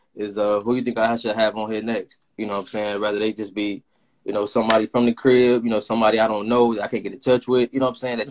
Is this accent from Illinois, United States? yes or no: yes; Chicago, Illinois, United States; Us being from Chicago